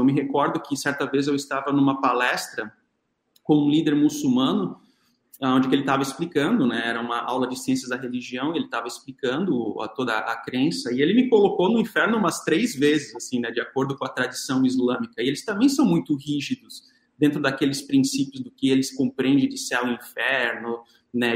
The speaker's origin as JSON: {"language": "Portuguese", "country": "Brazil"}